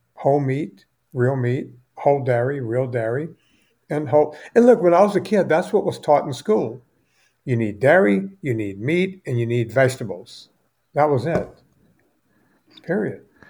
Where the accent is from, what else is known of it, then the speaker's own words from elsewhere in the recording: United States; I'm an American